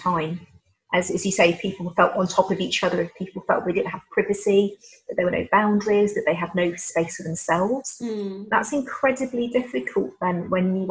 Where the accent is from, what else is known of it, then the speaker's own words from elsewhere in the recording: Leicester, East Midlands, United Kingdom; also born or lived in London / Manchester; I was born and raised in Leicester, so I'm very much in my hometown